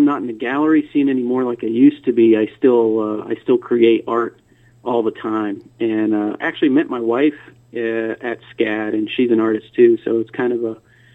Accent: DeLand, Florida, United States; moved away as an adult; also born or lived in Savannah, Georgia; I grew up in a little town called DeLand, Florida.

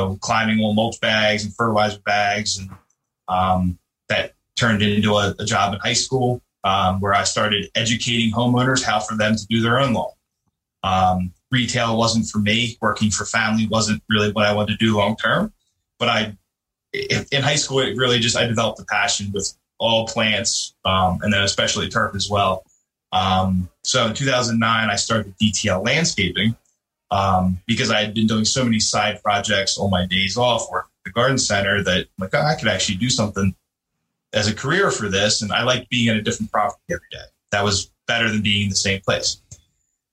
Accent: Chester County, Pennsylvania, United States; Was born and raised in Chester County, Pennsylvania

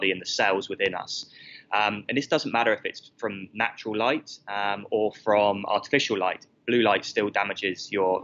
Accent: United Kingdom; moved away as an adult; now in Australia; I moved because of the weather in the UK, as you can tell from my accent

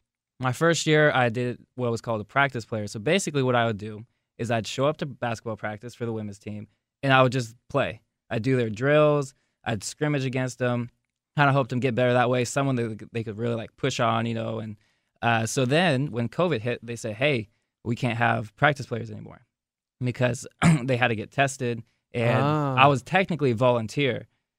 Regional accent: Wichita, Kansas, United States; I'm from Wichita

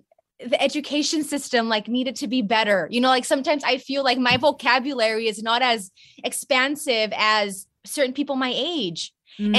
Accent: Brownsville, Texas, United States; also born or lived in Montreal, Canada; dad's side of the family is still in Canada, but my mom's entire side of the family is in Mexico. And I grew up in Brownsville, Texas, which is a really small town in Texas, border town to Mexico.

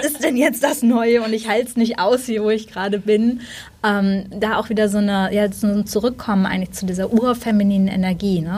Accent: Germany; als Deutsche

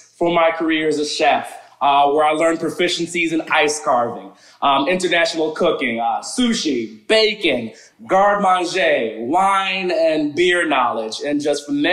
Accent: Teaneck, New Jersey, United States; moved away; also born or lived in Englewood, New Jersey / Atlanta; I actually born and raised in New Jersey.

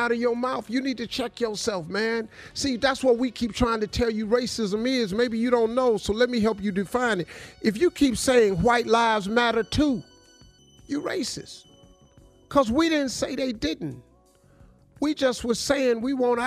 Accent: Welch, West Virginia, United States; moved away; also born or lived in Cleveland, Ohio; I grew up in Welch, West Virginia.

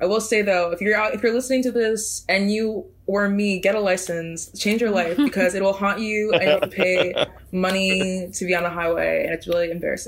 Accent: Chicago, Illinois, United States; now in New York, United States; I'm also from Chicago.

